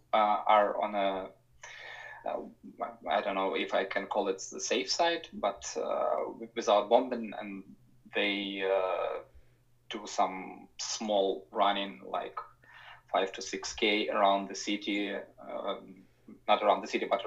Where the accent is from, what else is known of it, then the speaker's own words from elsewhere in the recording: Kharkiv, Kharkiv Oblast, Ukraine; moved away as an adult; also born or lived in Kyiv; my hometown, Kharkiv, which in the east of Ukraine